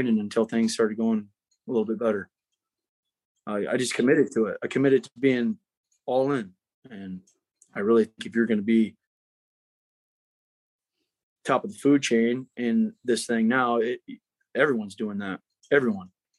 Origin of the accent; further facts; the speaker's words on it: Centerville, United States; I'm from Centerville, so call me redneck if you want